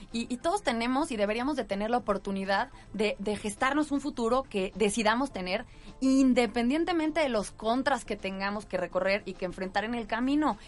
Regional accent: Mexico; Yo hablaría como mexicana

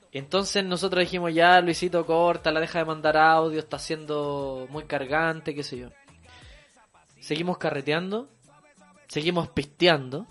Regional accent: Santiago, Santiago Metropolitan Region, Chile; para los que somos santiaguinos

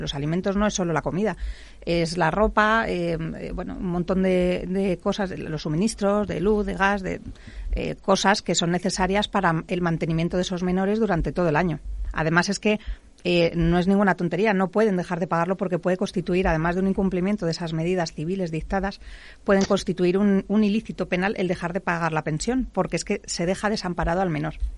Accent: Madrid, Community of Madrid, Spain; soy madrileña

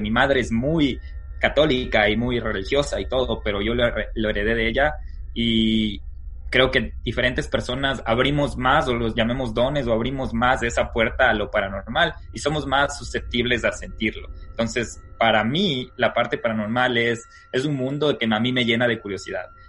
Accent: Quito, Pichincha, Ecuador; moved away as an adult; now in United States; Nosotros, ¿dónde nacemos? ¿De dónde salimos? Bueno, somos quiteños.

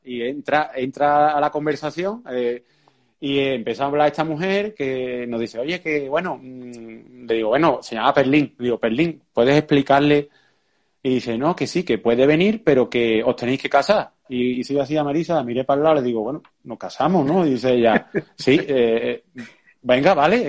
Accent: Seville, Andalusia, Spain; nosotros somos de Sevilla, en Sevilla cuando nosotros empezamos había muy poco jiu-jitsu

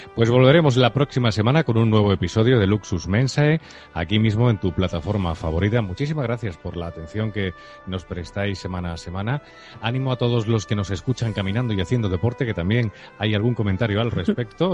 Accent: Spain

